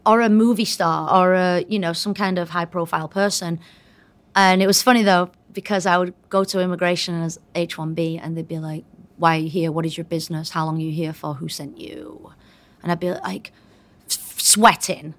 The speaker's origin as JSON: {"language": "English", "country": "United Kingdom", "moved": "as an adult", "lives_now": "United States", "said": "But I did come here, um, as a Brit, and I was here for twenty years as, as a Brit"}